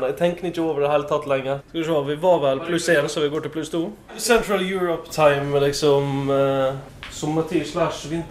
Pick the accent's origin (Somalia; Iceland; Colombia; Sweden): Iceland; now in Norway; Nei, Jeg kommer fra Island, og der, eh, der stilles jo klokka.